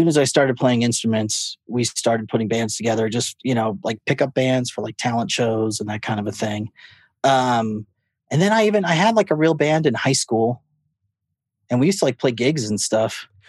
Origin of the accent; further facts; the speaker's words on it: Fullerton, California, United States; born there; I was born in Fullerton, California, Orange County. My parents live there.